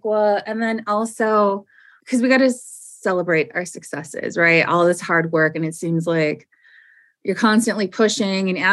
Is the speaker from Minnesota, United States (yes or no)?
yes; Lauderdale, Minnesota, United States; also born or lived in Leech Lake Reservation, Minnesota; I'm from the Leech Lake Band of Ojibwe, where I was born. And then we moved to the Twin Cities area, and I grew up in the Lauderdale neighborhood